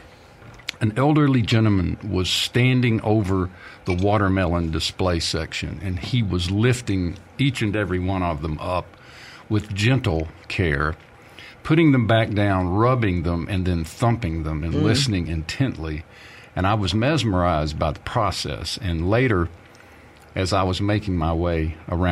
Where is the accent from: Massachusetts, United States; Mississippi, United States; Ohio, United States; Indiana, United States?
Mississippi, United States; Wiggins; I grew up in and around Wiggins, Mississippi